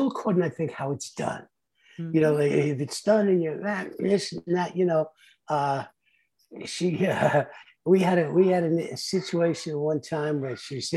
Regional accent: New York City, New York, United States; moved away as an adult; also born or lived in Hermosa Beach / Palm Springs area; now in Rancho Mirage, United States; I grew up in the South Bronx

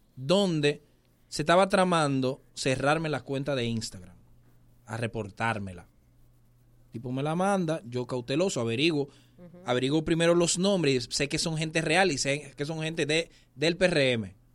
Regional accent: Dominican Republic; tenemos que seguir siendo dominicanos

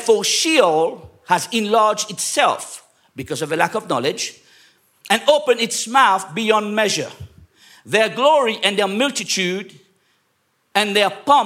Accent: England, United Kingdom; I was raised up in England

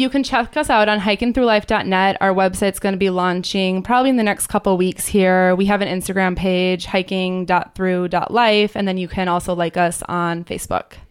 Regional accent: Minneapolis, Minnesota, United States; I grew up in the Twin Cities and it's only a five hour drive up here.

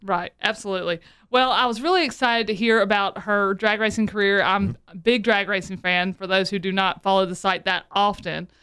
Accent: the South, United States; I'm from the South

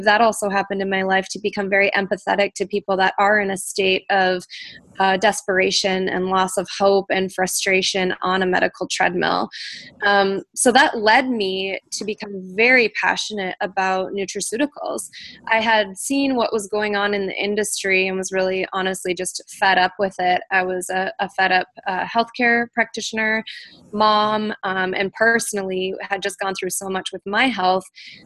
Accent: North Dakota, United States; now in Minneapolis, United States; I am from North Dakota, so I grew up with a farm girl ethic.

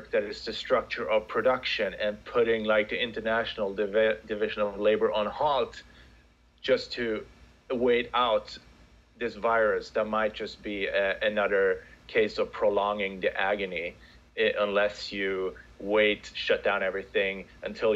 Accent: Sweden; moved away as an adult; also born or lived in United States; now in Central Florida, United States; I am originally from Sweden. I've been living in the U.S. for the past decade, a little bit more over a decade now.

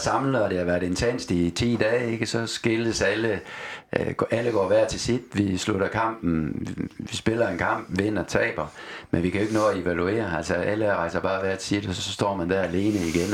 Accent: Aalborg, North Denmark Region, Denmark; moved away; also born or lived in Odense / Austria; Min opvækst var i Aalborg

